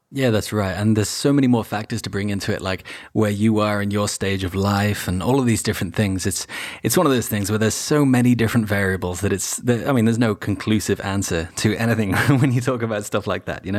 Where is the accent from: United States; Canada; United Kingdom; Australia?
United Kingdom; Wales; moved away; I grew up partially in Wales as well